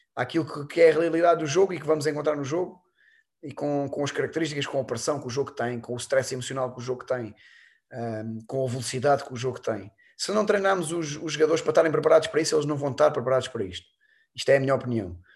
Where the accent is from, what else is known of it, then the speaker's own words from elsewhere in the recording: Alentejo, Portugal; E lá no Alentejo, eu sou alentejano